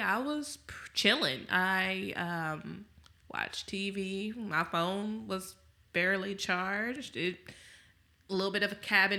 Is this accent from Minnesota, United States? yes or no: no; Texas, United States